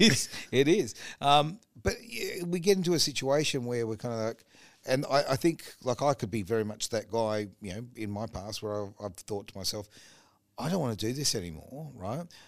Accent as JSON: {"language": "English", "country": "Australia", "said": "as an Australian"}